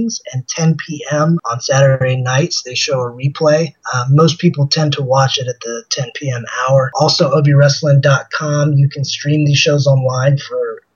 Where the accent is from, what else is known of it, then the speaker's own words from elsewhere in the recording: Richmond, Virginia, United States; in Richmond, Virginia, where I got to headline in my hometown